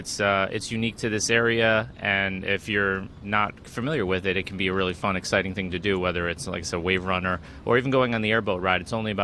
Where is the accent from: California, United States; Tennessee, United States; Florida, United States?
Florida, United States; South; Growing up in South Florida my whole life and now my family here